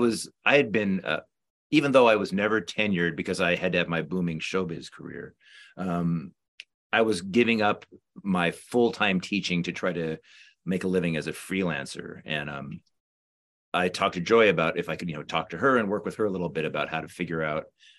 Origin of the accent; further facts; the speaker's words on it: California, United States; also born or lived in New Orleans / Los Angeles; I grew up in California, and I went to UCLA for undergrad for English